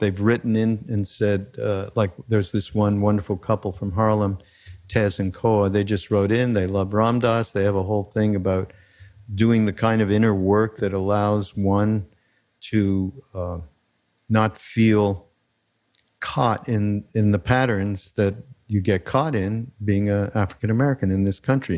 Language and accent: English; Montreal, Quebec, Canada; moved away; I am from Canada. Being from Montreal, it's a little different.